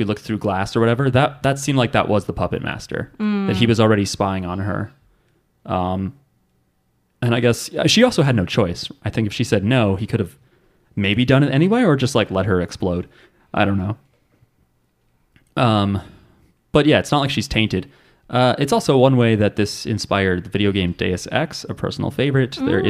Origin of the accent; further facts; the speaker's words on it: New Jersey, United States; I'm from New Jersey.